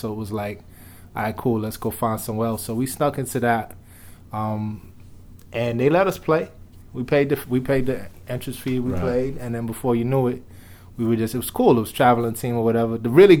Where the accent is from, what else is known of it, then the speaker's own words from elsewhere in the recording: New York City, New York, United States; growing up in the Bronx, the stuff that I was able to see hip-hop-wise was just so invaluable.